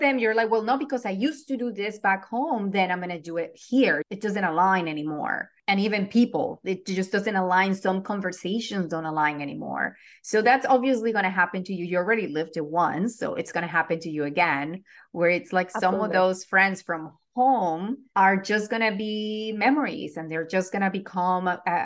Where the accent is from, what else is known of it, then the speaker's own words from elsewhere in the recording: Venezuela; English is a second language; also born or lived in New York / Florida / Los Angeles; now in United States; I still refer to Venezuela as home, even though I have not been there in 13 years and I have not lived there in 20 plus